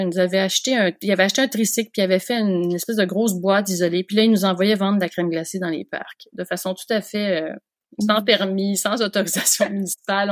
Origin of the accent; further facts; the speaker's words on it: Montreal, Quebec, Canada; moved away; j'ai grandi à Montréal